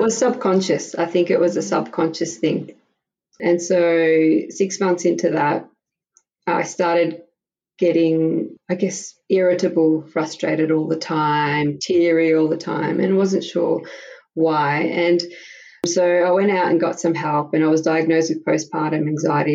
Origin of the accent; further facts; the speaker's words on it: Melbourne, Victoria, Australia; moved away as an adult; now in Prague, Czech Republic; I'm from Melbourne, Australia, and I had my first daughter there six years ago